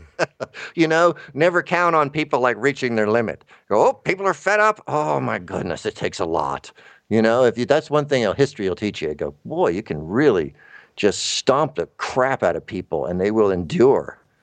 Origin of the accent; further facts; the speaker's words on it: Tallahassee, Florida, United States; moved away; also born or lived in Atlanta; I'm from Tallahassee